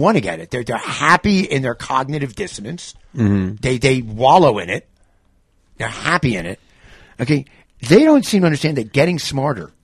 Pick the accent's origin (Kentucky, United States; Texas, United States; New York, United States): New York, United States; I'm from New York